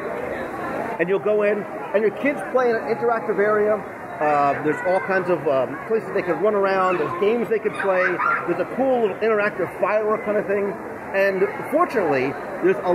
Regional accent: New Jersey, United States; I'm Italian. I come from Jersey

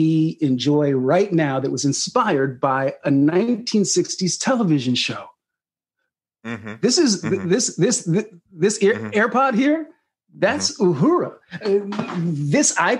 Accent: Sacramento, California, United States; born or raised there

